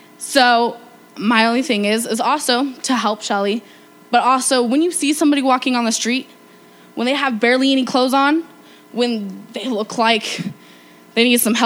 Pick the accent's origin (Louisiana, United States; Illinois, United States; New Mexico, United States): New Mexico, United States; I was raised here in New Mexico